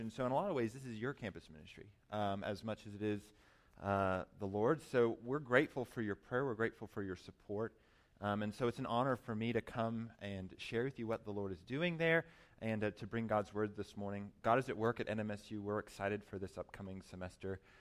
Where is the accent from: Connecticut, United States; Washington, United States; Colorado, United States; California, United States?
Colorado, United States; Colorado Springs; moved away as an adult; also born or lived in New York City; I grew up in Colorado, Colorado Springs